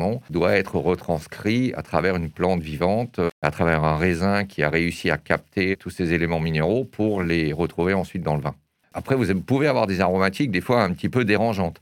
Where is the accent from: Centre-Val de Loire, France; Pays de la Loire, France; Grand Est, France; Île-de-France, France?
Grand Est, France; Erstein; je suis alsacien. Je suis né en Alsace. Et alors, c'est assez, euh, assez amusant de savoir que je suis né à Erstein